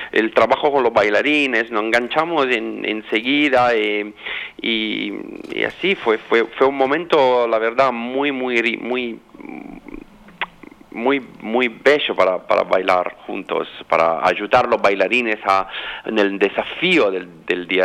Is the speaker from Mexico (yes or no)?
no; Milan, Lombardy, Italy; Spanish is a second language; moved away as an adult; now in Sydney, Australia; No, yo soy italiano y mi familia es